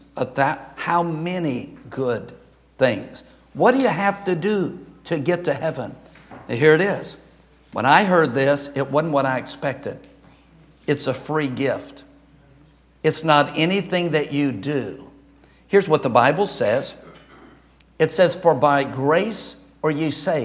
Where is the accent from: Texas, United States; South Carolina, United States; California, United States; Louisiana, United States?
Louisiana, United States; moved away; I'm from Louisiana